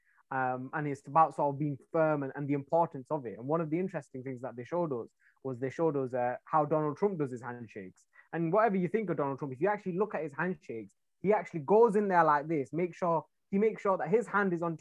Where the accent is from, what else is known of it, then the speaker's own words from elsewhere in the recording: a town near Manchester, North West England, United Kingdom; now in London, United Kingdom; I'm from England. I'm from a town near Manchester, which is like completely different